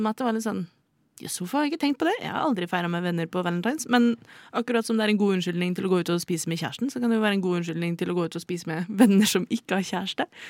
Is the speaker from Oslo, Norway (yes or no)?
yes; Oslo, Norway; er født og oppvokst i Oslo